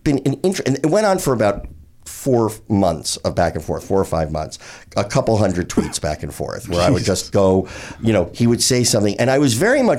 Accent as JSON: {"language": "English", "region": "New Jersey", "country": "United States", "tie": "born or raised there", "said": "I grew up in Jersey, just outside of New York"}